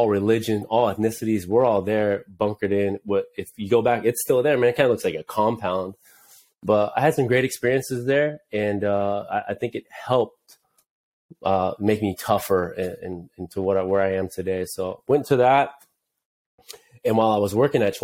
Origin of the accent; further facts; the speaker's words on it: Anaheim, California, United States; also born or lived in Santa Ana, California; I was born in Santa Ana